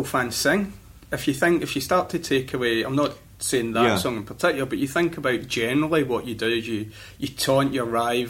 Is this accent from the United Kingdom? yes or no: yes; Scotland, United Kingdom; as a Scot